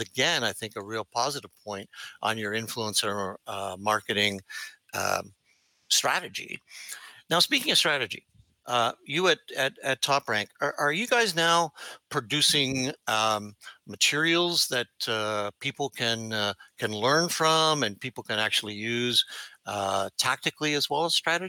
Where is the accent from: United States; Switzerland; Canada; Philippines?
Canada; accent: Canadian; my Canadian accent, Lee.